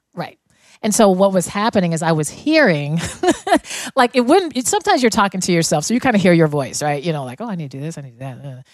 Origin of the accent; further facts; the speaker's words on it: Denver, Colorado, United States; I grew up in Denver